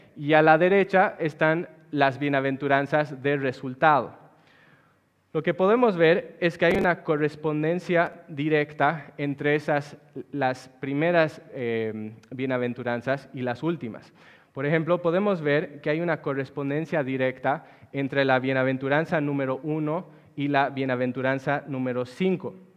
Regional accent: La Paz, Bolivia; En la ciudad donde yo nací, que es la ciudad de La Paz, Bolivia

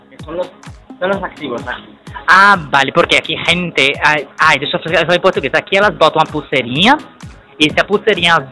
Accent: Rio de Janeiro, Brazil; born there; now in Itamaracá, Brazil; Eu nasci no Rio de Janeiro e fui morar em Pernambuco. Eu moro numa ilha.

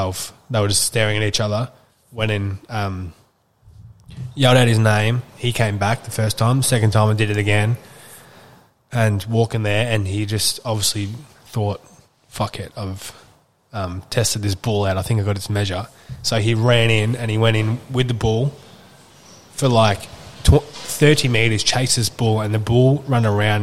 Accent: Wandong, Victoria, Australia; where we grew up in Wandong

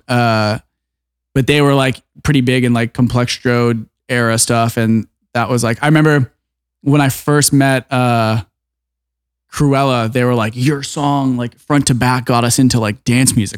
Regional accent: Orlando, Florida, United States; moved away; I grew up in Orlando

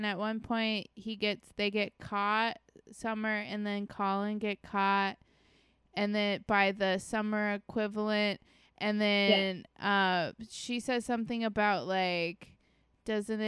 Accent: Florida, United States; my high school is a little like that because I'm from Florida

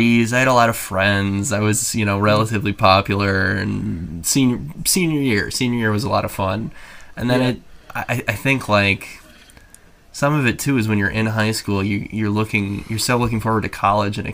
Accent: Rock Island, Illinois, United States; from Rock Island. The Quad Cities, about 3 hours west of Chicago. And yeah, I was born and raised here

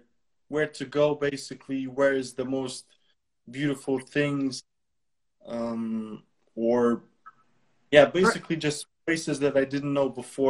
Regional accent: Bled, Upper Carniola, Slovenia; English is a second language; I'm from Slovenia, from Bled, city Bled. I'm 19 years old

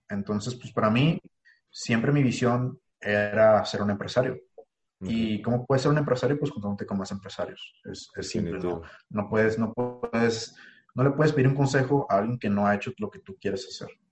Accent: Ensenada, Baja California, Mexico; moved away as an adult; now in Monterrey, Mexico; mi rancho, como yo le digo, mi ciudad natal

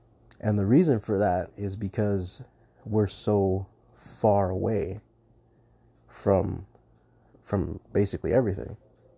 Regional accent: Southwest, United States; the area that we work was my hometown and also part of the reservation. And the reservation itself is pretty much about the size of the state of Connecticut. So it's pretty big. And there's a lot of desert. I'm in the Southwest.

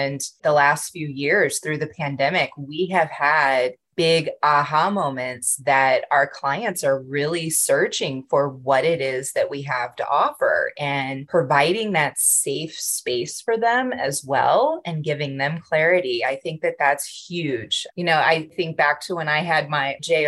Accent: Midwest, United States; I'm a Midwesterner.

